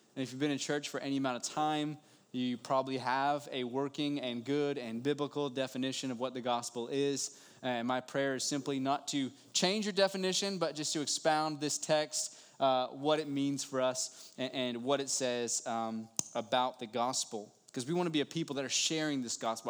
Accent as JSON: {"language": "English", "region": "West Virginia", "country": "United States", "said": "I'm from West Virginia"}